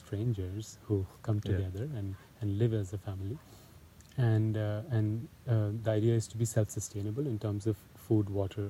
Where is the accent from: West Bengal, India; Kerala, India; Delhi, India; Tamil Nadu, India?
West Bengal, India; Kolkata; moved away; So I grew up in Calcutta. It's mm-hmm. it's a pretty big city in northeastern India.